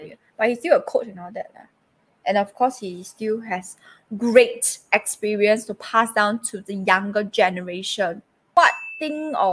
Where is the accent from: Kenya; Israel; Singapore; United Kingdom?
Singapore; very, very young, I used to stay in this place called Marsiling